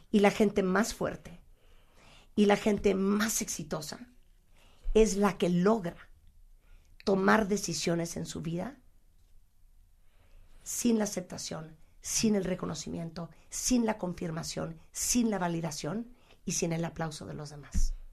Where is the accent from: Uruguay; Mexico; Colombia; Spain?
Mexico; hola qué tal … soy mexicana